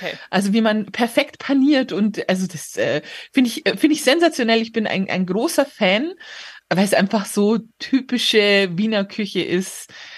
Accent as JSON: {"language": "German", "town": "Regensburg", "region": "Bavaria", "country": "Germany", "tie": "born or raised there", "moved": "yes", "lives_now": "Munich, Germany", "said": "von Regensburg, wo ich geboren bin"}